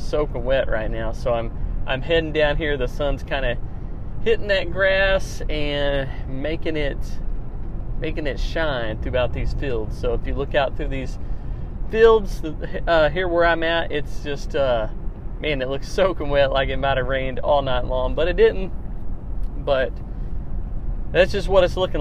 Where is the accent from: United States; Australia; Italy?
United States; Missouri; my hometown here where I'm at, Mowssouri